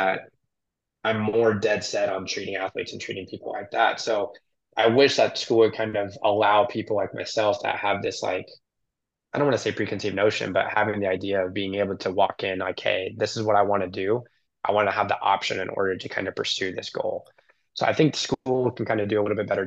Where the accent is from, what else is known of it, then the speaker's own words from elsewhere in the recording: Southern California, United States; moved away; also born or lived in the South / New York City; growing up in Southern California, it's a certain way of life